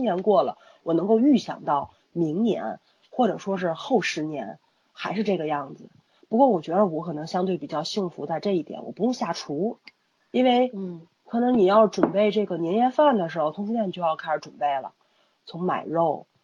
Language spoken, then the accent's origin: Chinese; Tianjin, China; accent: Tianjin dialect; 我们天津话不是说这孩子倍儿宝贝儿吗